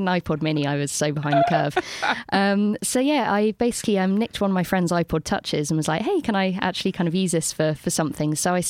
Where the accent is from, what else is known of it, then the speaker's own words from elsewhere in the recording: London, United Kingdom; I was there for way too long. I went back to London and they asked me if I was from Bristol.